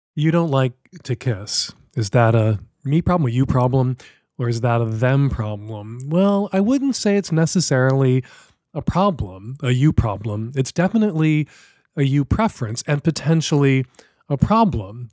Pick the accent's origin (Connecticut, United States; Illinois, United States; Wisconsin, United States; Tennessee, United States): Illinois, United States; Chicago; now in Seattle, United States; Love you, Chicago. Still my hometown.